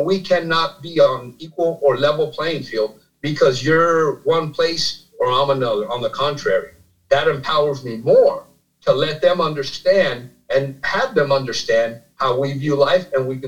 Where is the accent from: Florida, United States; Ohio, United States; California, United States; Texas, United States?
Florida, United States; Miami; also born or lived in New Jersey; I was born in New Jersey, raised in Miami, Florida